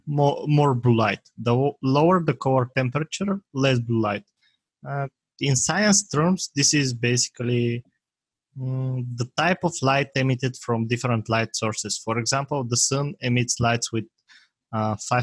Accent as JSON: {"language": "English", "country": "Bulgaria", "second_language": "English", "said": "it's a small country in Europe"}